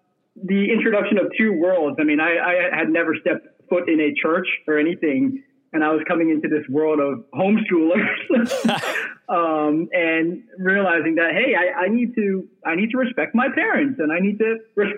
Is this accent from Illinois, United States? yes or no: no; Ohio, United States; also born or lived in England / Cambodia (ancestry); I was really brought up, grew up in Ohio, where my dad was able to find some work there as a chemical engineer.